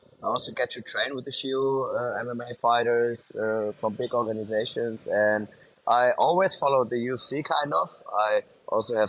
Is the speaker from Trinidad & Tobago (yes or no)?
no; Germany; now in Mexico; I'm born and raised in Germany